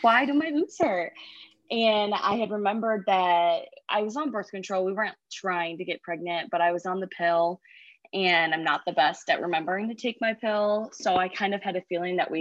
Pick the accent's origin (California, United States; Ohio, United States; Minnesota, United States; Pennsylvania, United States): Ohio, United States; Perrysburg; now in Oregon, United States; I grew up in Perrysburg